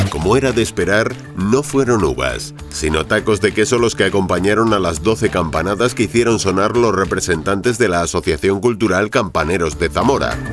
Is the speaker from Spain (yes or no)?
no; England, United Kingdom; Spanish is a second language; soy inglés, no hablo muy bien español.